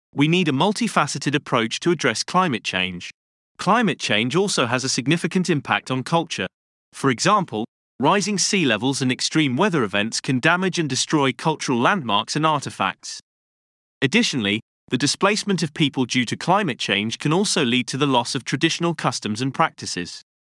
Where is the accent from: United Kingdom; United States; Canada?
United Kingdom; London; Growing up in London